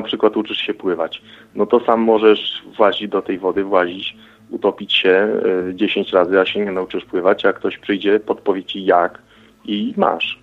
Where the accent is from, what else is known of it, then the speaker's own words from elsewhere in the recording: Gołąb, Lublin Voivodeship, Poland; Z Gołębia, województwo lubelskie, prawy brzeg Wisły